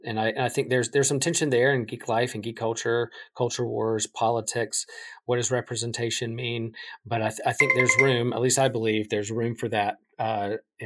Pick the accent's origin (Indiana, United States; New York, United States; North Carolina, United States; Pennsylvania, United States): North Carolina, United States; Wilmington; I grew up in North Carolina, a North Carolina basketball fan who from Wilmington went to E.A. Laney High School